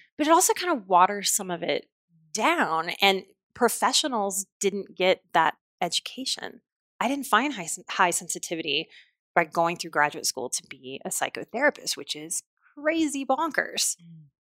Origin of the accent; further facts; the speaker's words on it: New Orleans, Louisiana, United States; I'm from New Orleans